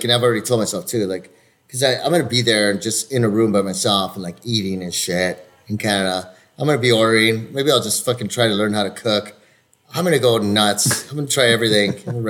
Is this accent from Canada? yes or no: no; Peru; I'm from Peru!